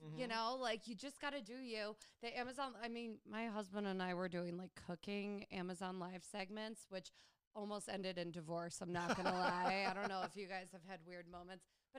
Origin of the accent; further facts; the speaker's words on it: New Jersey, United States; moved away; I'm from Jersey. I'm not going to pretend like I'm from New York.